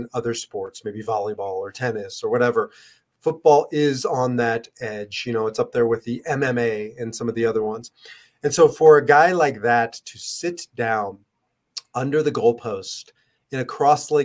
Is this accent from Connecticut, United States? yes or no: no; Nebraska, United States; Growing up in Nebraska